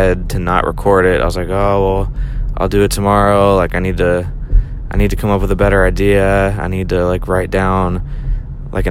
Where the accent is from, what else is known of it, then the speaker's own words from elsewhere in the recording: Pittsburgh, Pennsylvania, United States; moved away as an adult; also born or lived in California / Chicago, Illinois; now in Tampa, United States; So, again, I was raised in Pittsburgh. I moved down to Tampa about 5 years ago.